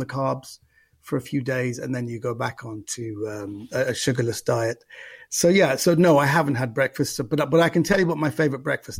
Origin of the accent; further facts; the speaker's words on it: London, United Kingdom; West London, yeah, exactly.